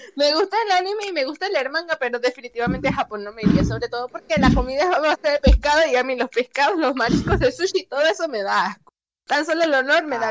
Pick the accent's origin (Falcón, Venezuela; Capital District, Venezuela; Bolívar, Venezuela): Falcón, Venezuela; Paraguaná Peninsula; moved away; mi pueblo natal, porque sí, yo soy de pueblo, por así decirlo. Yo soy de la península de Falcón